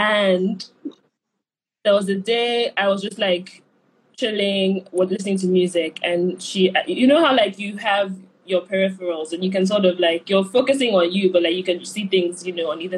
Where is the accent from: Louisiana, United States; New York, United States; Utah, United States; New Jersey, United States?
New York, United States; And being a New Yorker.